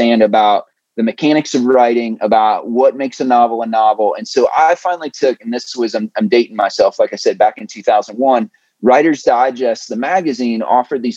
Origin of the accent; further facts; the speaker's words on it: Ohio, United States; I grew up in the Midwest in Ohio originally